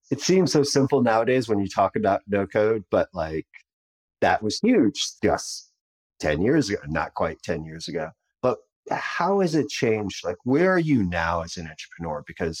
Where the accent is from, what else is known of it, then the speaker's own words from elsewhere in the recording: United States; I am an American, so I can barely speak my own language.